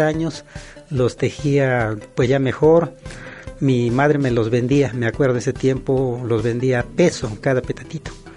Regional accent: Chilacachapa, Guerrero, Mexico; lo aprendí en mi comunidad que se llama Chilacachapa Guerrero, ubicado en la zona norte

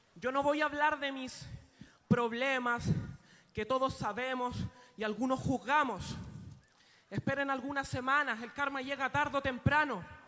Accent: Chile; also born or lived in Mexico; Yo soy chileno, vaya donde vaya. También soy mexicano

